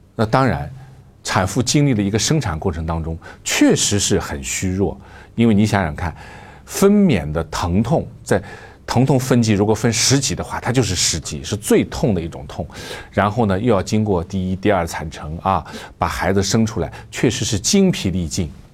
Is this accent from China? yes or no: yes; China; 我们中国人在海外